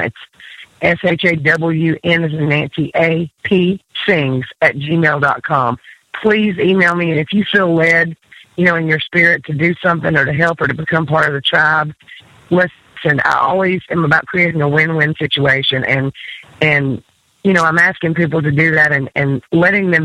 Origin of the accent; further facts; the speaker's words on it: Decatur, Alabama, United States; also born or lived in Nashville; now in Gulf Coast, United States; Decatur, which is my hometown